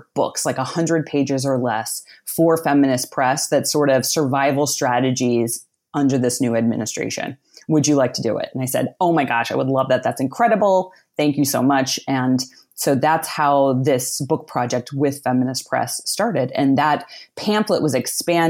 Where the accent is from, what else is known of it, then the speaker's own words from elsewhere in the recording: outside of Pittsburgh, Pennsylvania, United States; I grew up outside of Pittsburgh, Pennsylvania, in a small working class town.